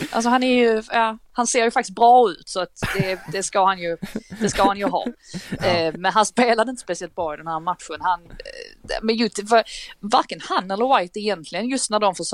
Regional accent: Skåne, Sweden; jag tänkte jag som skåning, jag rös i hela kroppen.

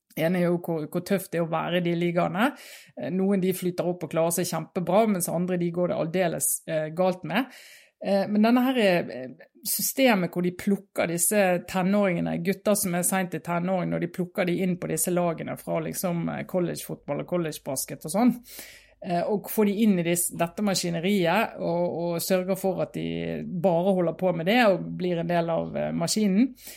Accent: Norway; vi på 80-tallet hjemme i Norge

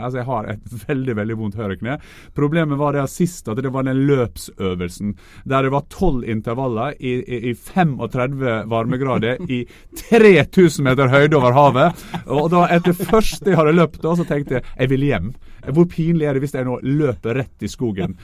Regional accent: Norway; vi som nordmenn

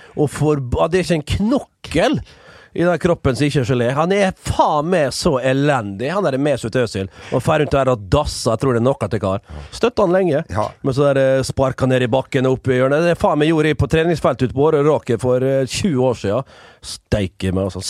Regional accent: Vestnes, Møre og Romsdal, Norway; moved away; som det heter hjemme på Vestnes

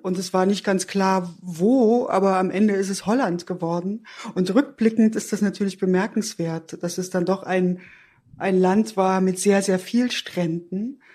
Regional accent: Erfurt, Thuringia, Germany; ich bin in der DDR aufgewachsen

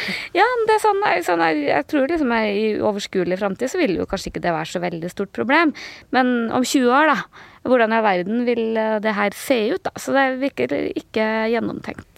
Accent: Trøndelag, Norway; jeg føler meg som trønder, men jeg føler meg også som, som nordtrønder

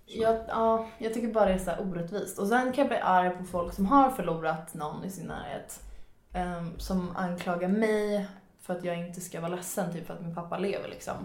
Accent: Nyköping, Södermanland, Sweden; also born or lived in Frustuna; Nyköpings lasarett

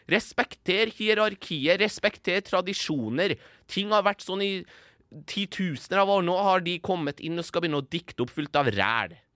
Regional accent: Iran; now in Norway; Jeg er fra Persia. Jeg er fra Iran.

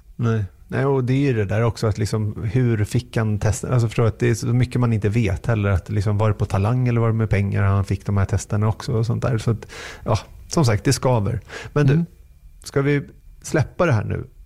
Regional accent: Sweden; som svensk

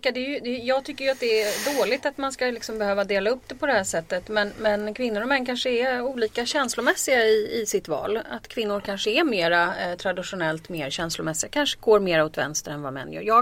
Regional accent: Stockholm, Stockholm County, Sweden; Och jag är från Vasastan.

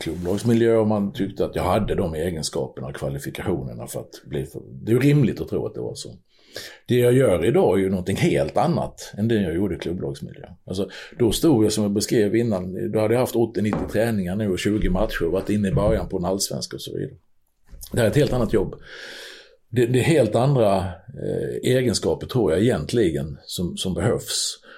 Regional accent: Sweden

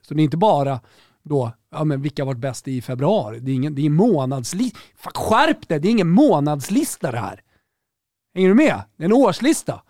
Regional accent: Sweden; här hemma i Sverige

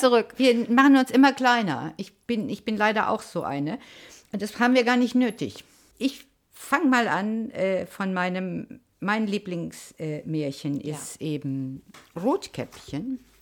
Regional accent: Hesse, Germany; ich bin ja auch äh, in Hessen geboren, in, nämlich in der Gegend der Märchenstraße

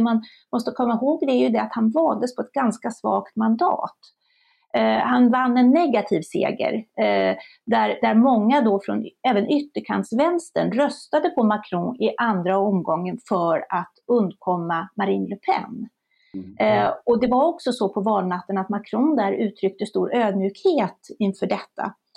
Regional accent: Sweden; vi svenskar

